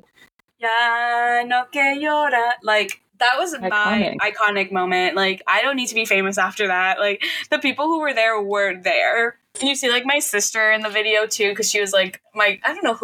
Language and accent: English; Miami, Florida, United States; moved away; I'm from Miami